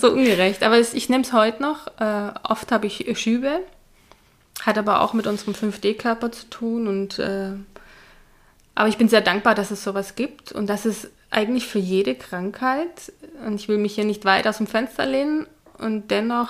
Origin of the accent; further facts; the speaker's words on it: Hungary; also born or lived in Budapest; now in Zurich, Switzerland; nach Ungarn, bin zum unserem ja, zum Haus, wo wir aufgewachsen sind